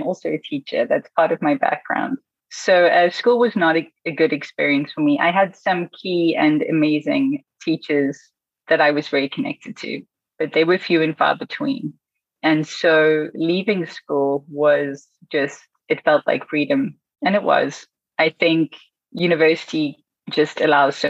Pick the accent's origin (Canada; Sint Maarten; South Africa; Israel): South Africa; also born or lived in Beijing, China / United States; now in Berlin, Germany; I'm born and raised in South Africa and moved around the country a lot